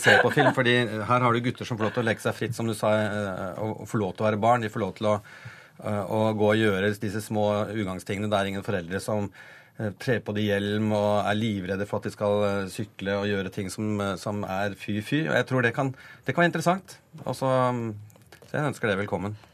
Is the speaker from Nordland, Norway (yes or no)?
yes; Bodø, Nordland, Norway; accent: northern Norwegian; now in Oslo, Norway; Jeg, er nordlending, jeg er født i Bodø.